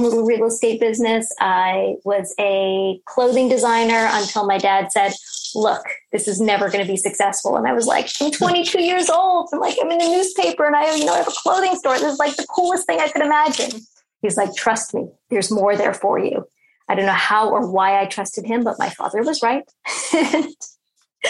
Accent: Toronto, Ontario, Canada; I grew up in Toronto.

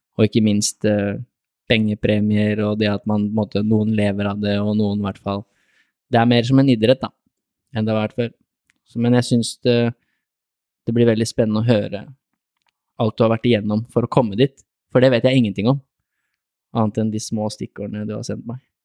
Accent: Lier, Buskerud, Norway; Jeg er fra Lier

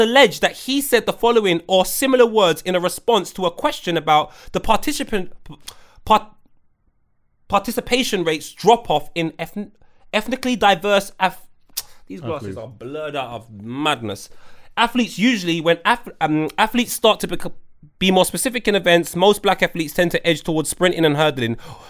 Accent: Ghana; I'll be speaking my native tongue. I'm actually from Ghana.

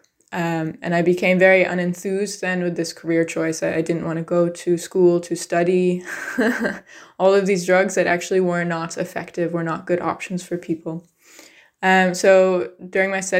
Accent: United States; I grew up in the United States

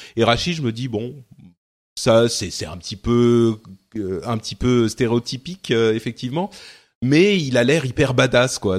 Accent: Lebanon; moved away; je viens du Liban

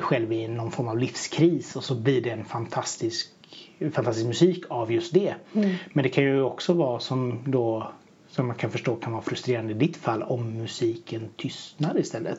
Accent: Bohuslän, Västra Götaland, Sweden; Jag är ju bohuslänning så att jag har ju varit uppväxt med vattnet

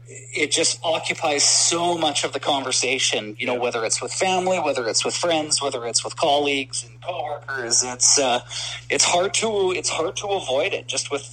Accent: Tsawwassen, British Columbia, Canada; And living in Tawasin and growing up in Tawasin, the Giants went to the same high school as I did.

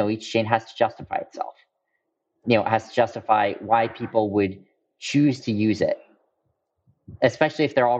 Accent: Bay Area, California, United States; moved away as an adult; Giants were my hometown team growing up

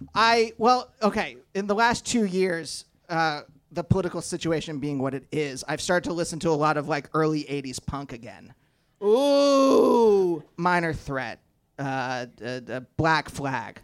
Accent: Reading, Pennsylvania, United States; when I was a teenager, uh, growing up in Pennsylvania

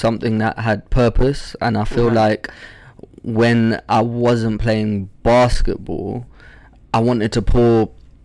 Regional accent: London, United Kingdom; also born or lived in Zambia; I had like a real African upbringing, I guess, in London

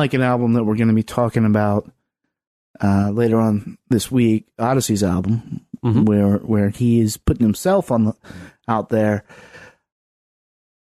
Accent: Southwest Virginia, United States; now in Washington, D.C., United States; I'm from Southwest Virginia.

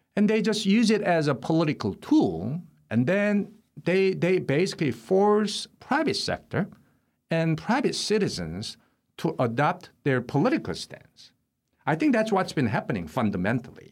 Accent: Seoul, South Korea; now in United States; I was born in Seoul, South Korea

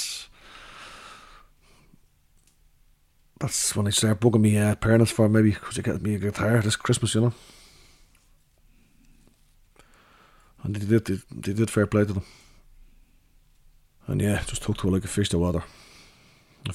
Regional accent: Dublin, Leinster, Ireland; I grew up swimming in Howth because we're on the dart line there

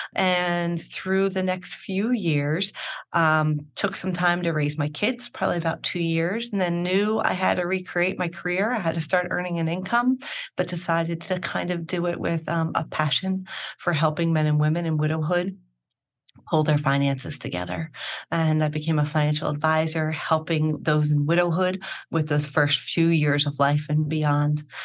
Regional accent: Philadelphia, Pennsylvania, United States; moved away as an adult; also born or lived in Rome; born and raised in Philadelphia

